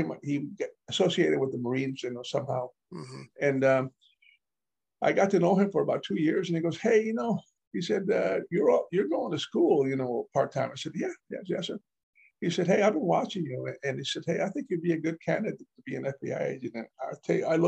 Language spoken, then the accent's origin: English; Beeville, Texas, United States; born or raised there; also born or lived in Alice, Texas